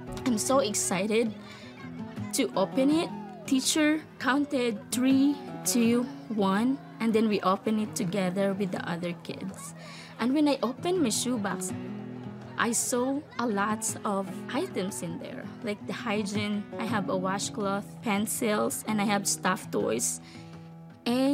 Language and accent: English; Philippines; I was born in the Philippines and growing up in a poor family and living in a tiny house, no stove